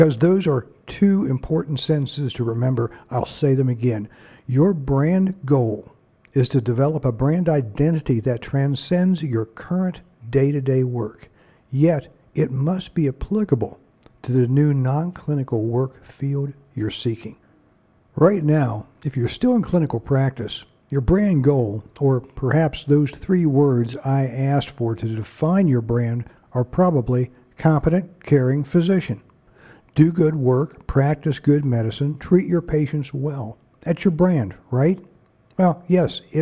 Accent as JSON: {"language": "English", "region": "Ohio", "country": "United States", "said": "I'm from Ohio"}